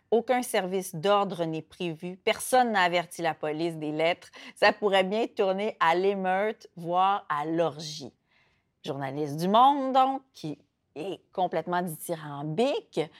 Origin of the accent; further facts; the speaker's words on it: Saguenay, Quebec, Canada; moved away; J'ai grandi à Chicoutimi.